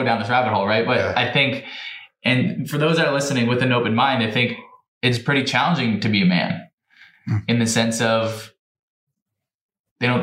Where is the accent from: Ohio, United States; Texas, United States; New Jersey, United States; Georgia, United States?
New Jersey, United States; I'm from New Jersey, so wrestling's a big deal